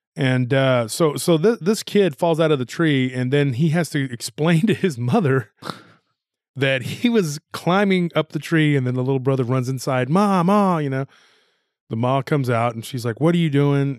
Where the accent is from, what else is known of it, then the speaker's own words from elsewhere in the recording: Texas, United States; That's not how everybody talks just here in Texas.